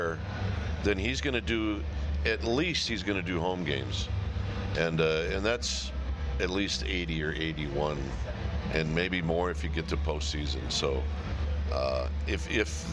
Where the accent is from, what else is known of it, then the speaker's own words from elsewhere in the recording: Midwest, United States; I was a Midwest guy